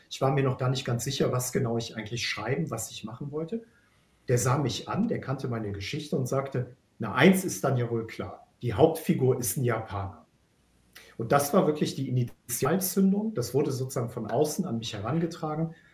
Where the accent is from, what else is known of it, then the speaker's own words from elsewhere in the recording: Bonn, North Rhine-Westphalia, Germany; now in Hamburg, Germany; ich bin ja aus Bonn, das heißt, ich bin gebürtiger Rheinländer. Und damit habe ich ja auch einen fremden Blick auf die Norddeutschen und auf die Hamburger.